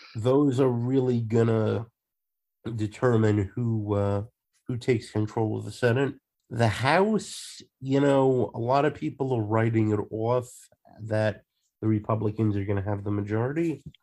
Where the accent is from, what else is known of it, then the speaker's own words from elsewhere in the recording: Long Island, New York, United States; also born or lived in Queens, New York; now in Leeds, United Kingdom; in New York, I um I was born in Queens, but I grew up on uh, Long Island